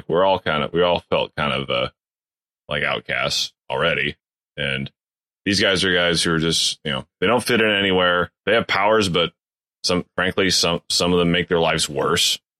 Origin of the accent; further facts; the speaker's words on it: Fort Riley, Kansas, United States; I was born in Fort, in Riley, Kansas. After my mom got out of the military, my dad got a job teaching on base.